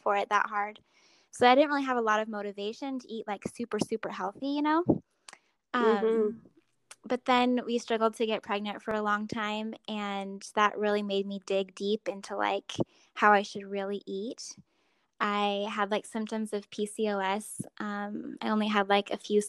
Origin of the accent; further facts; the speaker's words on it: Arizona, United States; I grew up in Arizona, and I have 6 siblings